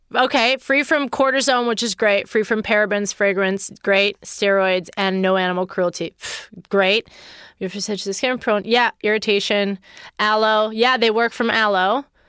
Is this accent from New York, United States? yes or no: no; Pittsburgh, Pennsylvania, United States; I recorded it in Pittsburgh, Pennsylvania, my hometown